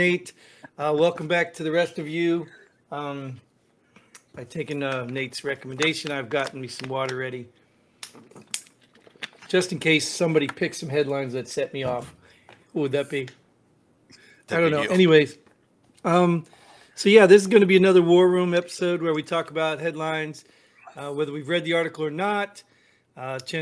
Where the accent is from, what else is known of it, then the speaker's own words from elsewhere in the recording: United States; as an American, as a veteran